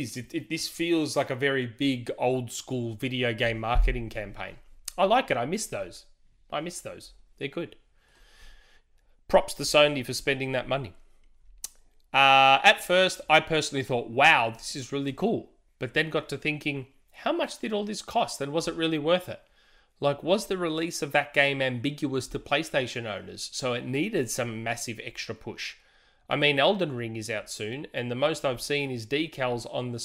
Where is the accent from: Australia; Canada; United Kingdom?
Australia; I don't know politics. I'm Australian. I don't know politics.